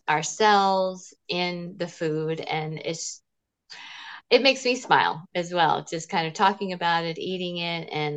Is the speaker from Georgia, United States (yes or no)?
yes; Smyrna, Georgia, United States; growing up in Smyrna, Georgia